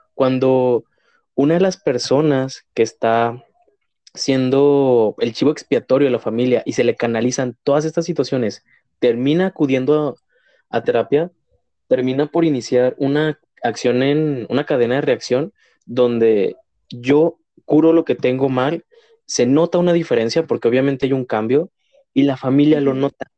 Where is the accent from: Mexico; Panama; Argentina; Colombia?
Mexico; como mexicanos